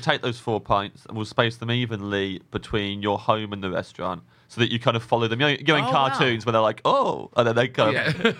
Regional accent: England, United Kingdom; growing up in England

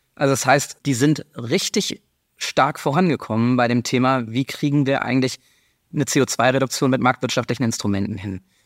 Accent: Germany; wir als Deutsche

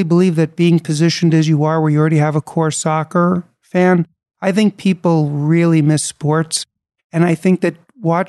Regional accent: New York City, New York, United States; I was born and raised in New York City

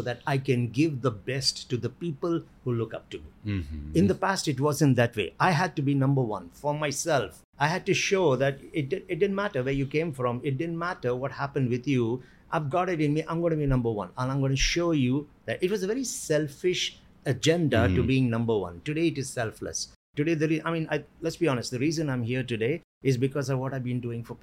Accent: South India, India; I was born in India, in the southern part of India

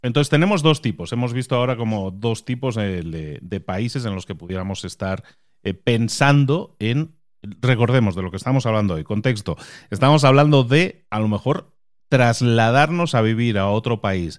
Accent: Barcelona, Catalonia, Spain; moved away; also born or lived in Galicia; Porque yo soy nacido en Galicia y me crié en Barcelona y luego he emigrado a otro país

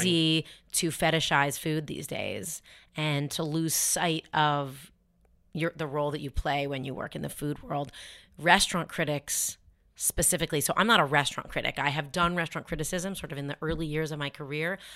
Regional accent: Toronto, Ontario, Canada; moved away; We grew up in Toronto, which is an incredibly diverse city

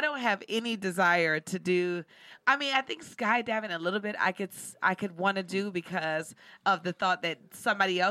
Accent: New Orleans, Louisiana, United States; moved away; from New Orleans originally

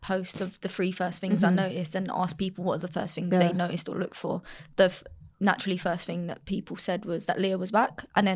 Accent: England, United Kingdom; I'm English

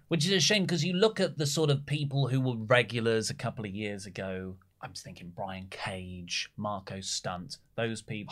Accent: Australia; As an Australian

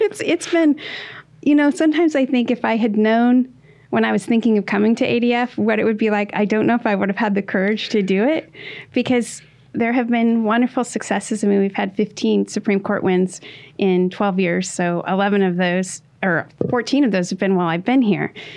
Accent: Washington, United States; my home state of Washington

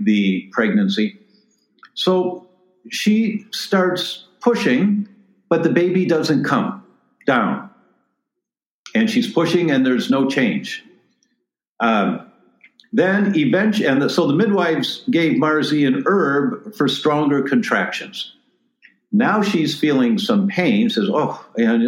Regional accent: Detroit, Michigan, United States; moved away; I'm originally from Detroit

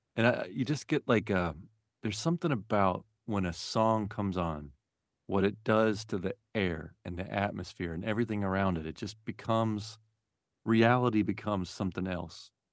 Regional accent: Memphis, Tennessee, United States; now in Marin, United States; I, I grew up in Memphis

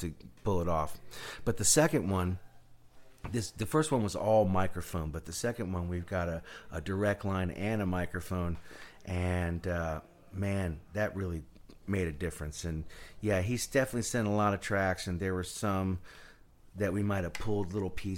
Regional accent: United States; I'm American

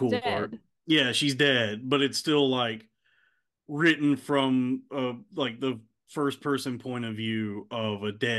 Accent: Texas, United States; That was growing up in Texas.

